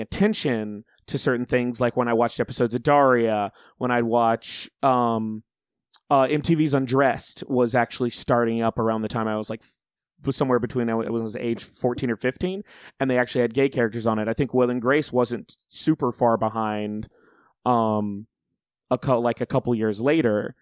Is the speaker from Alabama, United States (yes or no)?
yes; Auburn, Alabama, United States; I grew up in Alabama